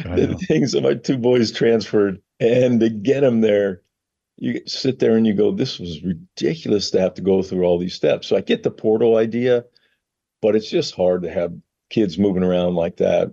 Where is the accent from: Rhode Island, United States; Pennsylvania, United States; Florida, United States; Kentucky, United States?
Pennsylvania, United States; Monongahela; moved away as an adult; growing up in Western Pennsylvania